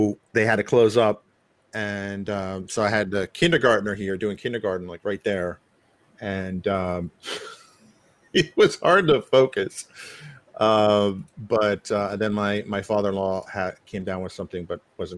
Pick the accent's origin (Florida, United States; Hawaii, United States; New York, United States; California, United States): New York, United States; I grew up hearing all these languages, of course, growing up in New York